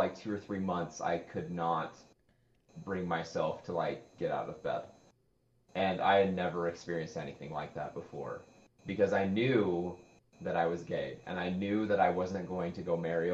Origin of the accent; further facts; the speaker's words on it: Utah, United States; I'm from Utah. And as many people associate with Utah, Mormons. I grew up Mormon